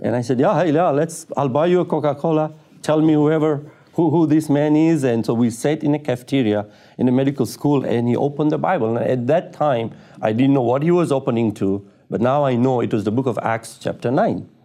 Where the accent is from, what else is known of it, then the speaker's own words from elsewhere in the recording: Tanzania; I was born in Tanzania, East Africa, and I was brought up, uh, as a Muslim in a f, in a Muslim family